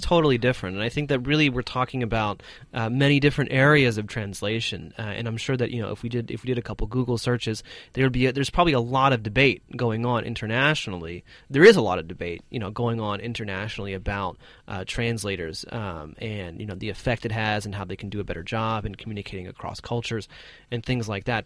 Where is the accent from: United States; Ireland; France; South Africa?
United States; an American